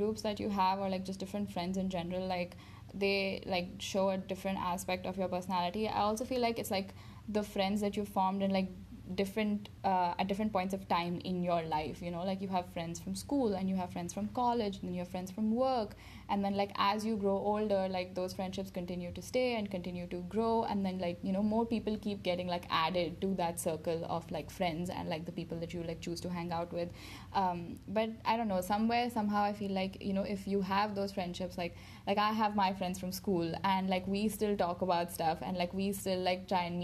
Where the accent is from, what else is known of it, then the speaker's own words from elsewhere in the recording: Dubai, United Arab Emirates; moved away; growing up in Dubai with, like, the same group of people and people who know me in and out, and then coming here